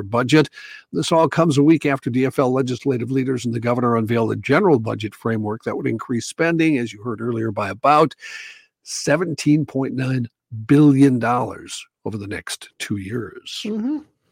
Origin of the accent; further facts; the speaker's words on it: North Dakota, United States; moved away; I grew up in North Dakota